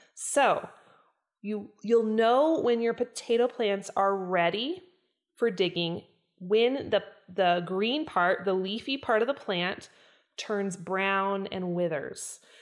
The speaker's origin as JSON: {"language": "English", "region": "Idaho", "country": "United States", "tie": "born or raised there", "said": "I was born and raised in Idaho."}